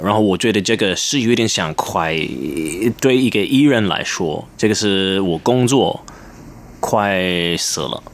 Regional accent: London, United Kingdom; first language English; Chinese is a second language; moved away as an adult; now in Taiwan; 我是在英国，嗯，出生，在伦敦出生，然后，呃，我爸爸是英国人，我妈是香港人，呃，然后其实我二十六，二十五，二十六岁，嗯，来，第一次来台湾，然后那个是我，也是我第一次真的听到中文

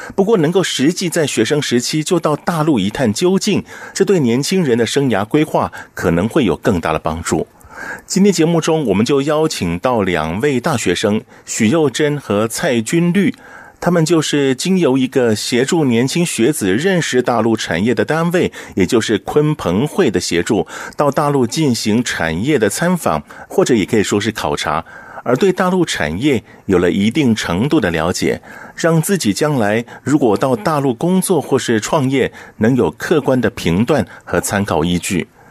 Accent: Taiwan; 我们台湾人讲的比较，比较柔软一点

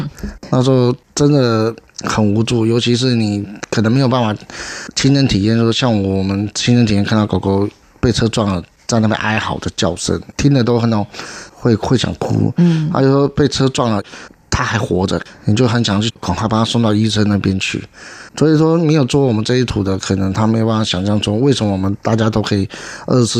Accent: Beigang, Yunlin County, Taiwan; 因为我从小在北港乡下长大。

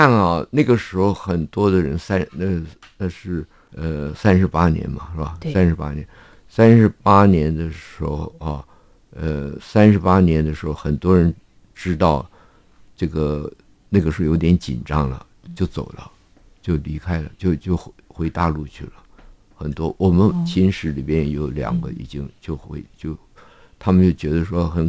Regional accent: China; now in Taiwan; 因为正好日本人走了嘛，我我们从大陆来的人越来越多了啊

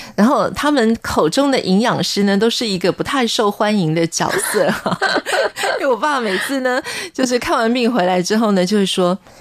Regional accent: Taiwan; 我自己小时候也在眷村长大

